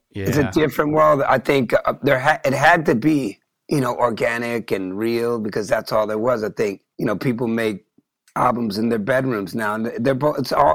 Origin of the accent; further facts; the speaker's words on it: Oakland, California, United States; From about the age 12 on, I grew up in Oakland.